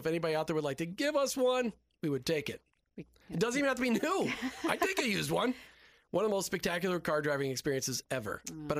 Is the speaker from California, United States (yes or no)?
no; Minnesota, United States; now in Tampa Bay, United States; We grew up in Minnesota. Heat was important there. Heat is not important here in Tampa Bay.